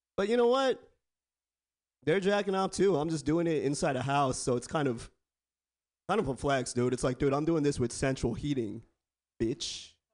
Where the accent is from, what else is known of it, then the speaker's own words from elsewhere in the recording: Bay Area, California, United States; I was born and raised in the Bay Area born and raised